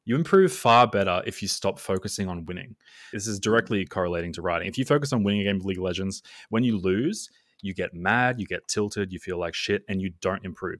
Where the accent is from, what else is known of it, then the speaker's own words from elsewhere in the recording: Australia; I'm Australian